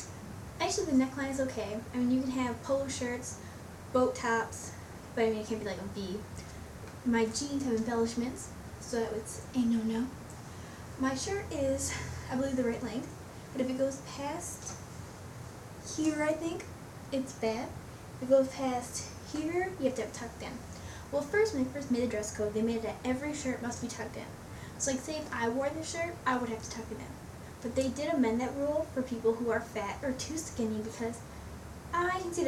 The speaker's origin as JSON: {"language": "English", "town": "Lincoln Park", "region": "Michigan", "country": "United States", "said": "I'm from Lincoln Park, Michigan"}